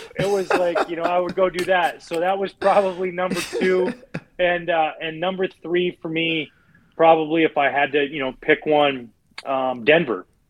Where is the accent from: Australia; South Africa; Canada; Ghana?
Canada; outside of Vancouver, British Columbia; moved away; I grew up outside of Vancouver, British Columbia